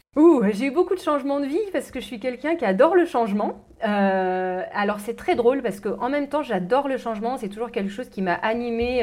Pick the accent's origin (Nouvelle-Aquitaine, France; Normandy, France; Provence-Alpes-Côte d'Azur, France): Normandy, France; moved away as an adult; also born or lived in London, United Kingdom; je suis de Normandie, j'ai vécu dans une ferme, donc du milieu agricole